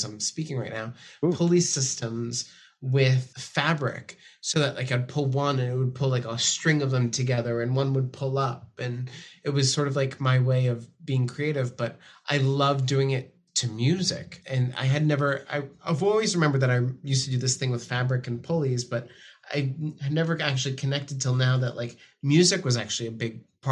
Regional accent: Framingham, Massachusetts, United States; I grew up just outside of Boston in a town called Framingham, Massachusetts

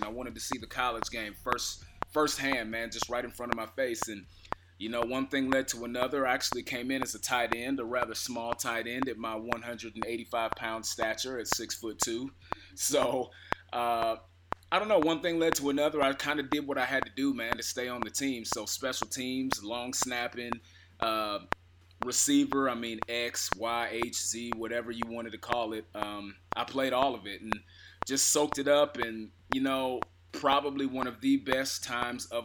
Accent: Kansas City, Missouri, United States; I'm from Kansas City

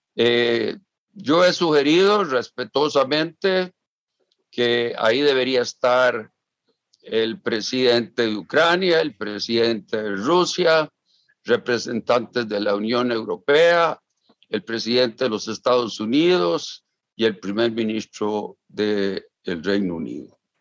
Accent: Costa Rica; yo como costarricense

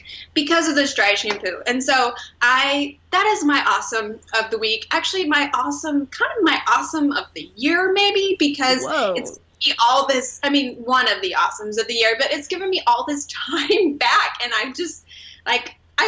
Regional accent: Wichita, Kansas, United States; I was born and raised in Wichita, Kansas

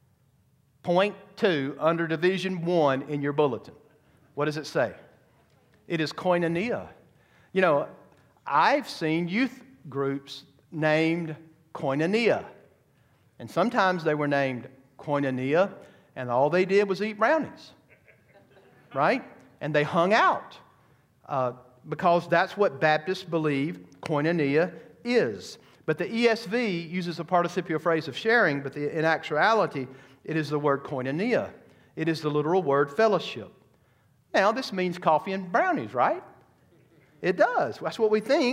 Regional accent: United States; as American Christians

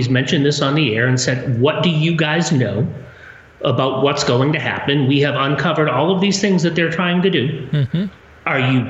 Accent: Northeast, United States; where I grew up in the Northeast

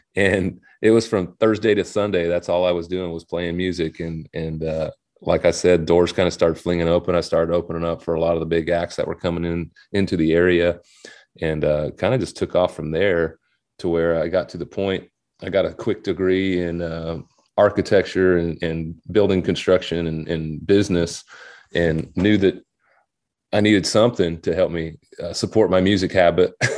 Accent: Hubbell, Nebraska, United States; moved away as an adult; also born or lived in Nashville, Tennessee; I grew up, uh, in Hubbell, Nebraska

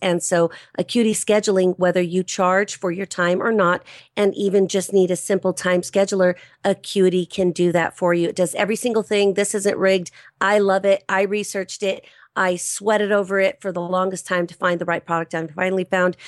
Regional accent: Los Angeles County, California, United States; I'm a native Californian. I was born and raised in Los Angeles County

